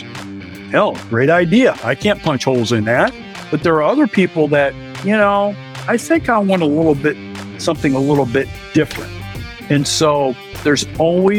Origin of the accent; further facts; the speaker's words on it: Iowa, United States; born and raised in Iowa, married, 3 kids, and lived here, you know, all of my life